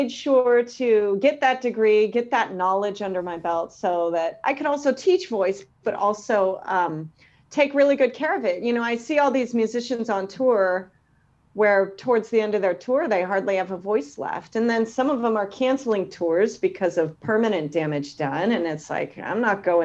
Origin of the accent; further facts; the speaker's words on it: Concord, California, United States; now in Sacramento, United States; I grew up in Concord